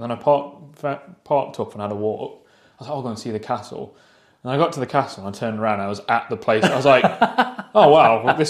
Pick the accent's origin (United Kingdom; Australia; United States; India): United Kingdom; East Midlands; So I'm from Nottinghamshire, Derbyshire originally.